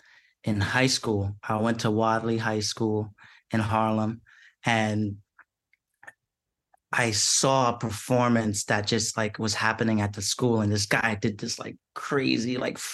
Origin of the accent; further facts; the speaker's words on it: Siparia, Trinidad & Tobago; I was born at home in Saparia in Trinidad in the South